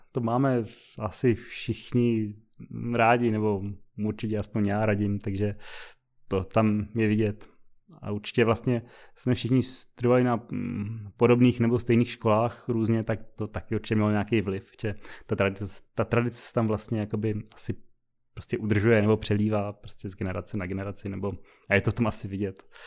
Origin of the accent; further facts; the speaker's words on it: Brno, South Moravian Region, Czechia; moved away; jsme z Brna původně